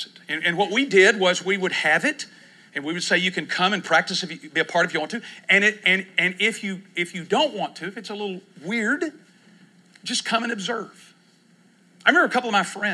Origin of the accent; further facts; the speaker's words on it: Texas, United States; now in Oklahoma City, United States; I grew up in Texas